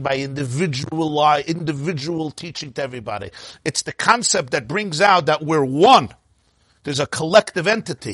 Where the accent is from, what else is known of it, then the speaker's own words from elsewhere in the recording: New York City, New York, United States; I'm from Brooklyn